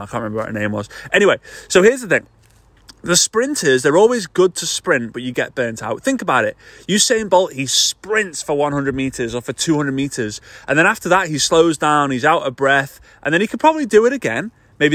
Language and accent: English; Formby, North West England, United Kingdom; moved away; here in Formby, which is just north of Liverpool in the northwest of the UK. It's my hometown. This is where I grew up